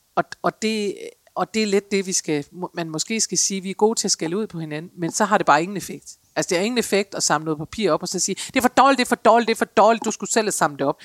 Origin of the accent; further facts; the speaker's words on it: Denmark; særligt som danskere